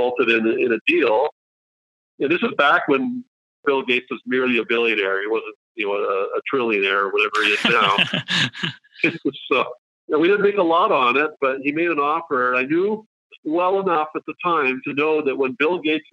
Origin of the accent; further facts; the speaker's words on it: Canada; also born or lived in Switzerland; And this is in Canada now, not Switzerland. We moved when I was a kid